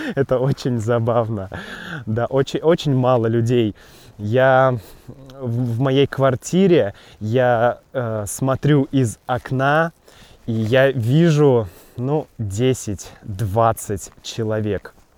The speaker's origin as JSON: {"language": "Russian", "country": "Russia", "tie": "born or raised there", "also_born_or_lived": "Wuhan, China", "moved": "as an adult", "said": "Я родился в России, да, Россия моя родина."}